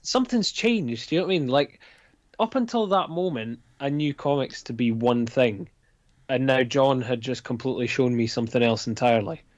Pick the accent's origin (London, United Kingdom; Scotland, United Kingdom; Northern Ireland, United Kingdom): Scotland, United Kingdom; I'm Scottish